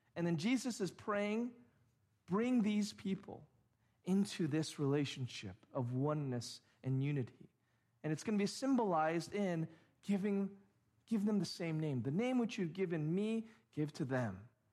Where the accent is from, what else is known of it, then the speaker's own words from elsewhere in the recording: Orange County, California, United States; I grew up in Orange County, have been here almost my entire life